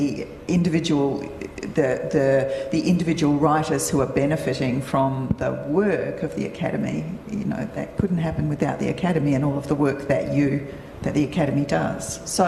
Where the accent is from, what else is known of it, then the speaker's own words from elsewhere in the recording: Perth, Western Australia, Australia; moved away; So I grew up in Perth and my publisher is based in Perth.